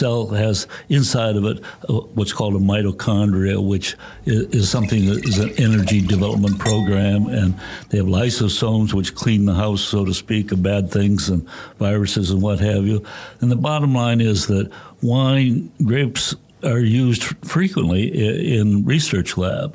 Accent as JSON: {"language": "English", "region": "Wisconsin", "country": "United States", "tie": "born or raised there", "moved": "yes", "said": "I was brought up in the Midwest in Wisconsin"}